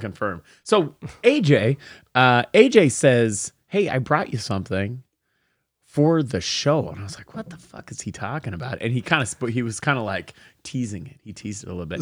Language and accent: English; Portland, United States; moved away; I'm from Portland